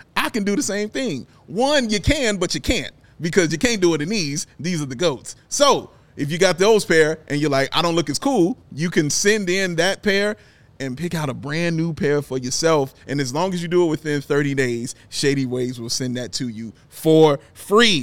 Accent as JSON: {"language": "English", "country": "United States", "said": "we're American"}